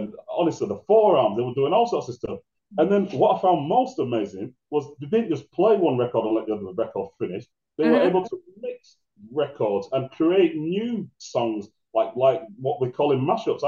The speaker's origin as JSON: {"language": "English", "town": "Bolton", "region": "North West England", "country": "United Kingdom", "tie": "born or raised there", "also_born_or_lived": "Manchester", "said": "I was born and raised in Bolton in the UK"}